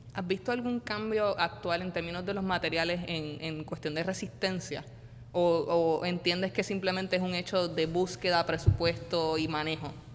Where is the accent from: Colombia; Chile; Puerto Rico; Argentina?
Puerto Rico; yo soy puertorriqueño